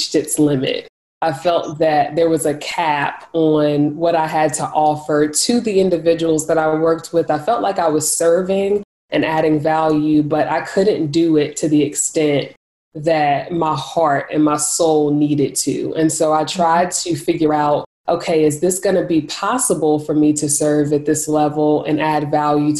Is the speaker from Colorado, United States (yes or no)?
no; Greensboro, North Carolina, United States; I am from Greensboro, North Carolina, and that is still where I reside currently